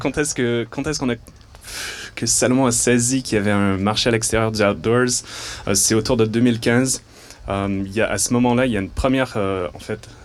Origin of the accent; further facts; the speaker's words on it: Montreal, Quebec, Canada; d'où je viens de Montréal. Et donc c'est pour ça que j'ai un léger accent